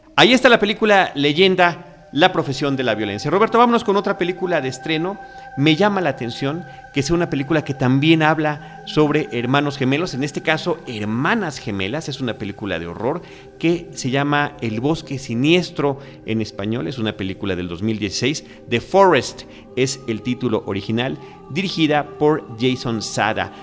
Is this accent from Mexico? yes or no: yes; Mexico; nuestro país, en México